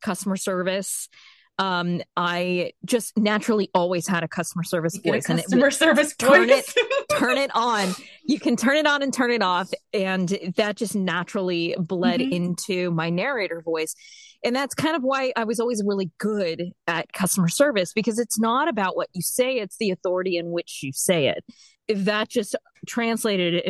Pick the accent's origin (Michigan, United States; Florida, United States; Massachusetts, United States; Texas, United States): Florida, United States; South; moved away; I have lived all over the place, but I grew up in South Florida